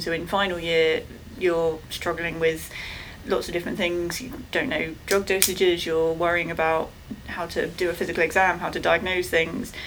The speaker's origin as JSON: {"language": "English", "region": "England", "country": "United Kingdom", "said": "I'm from England."}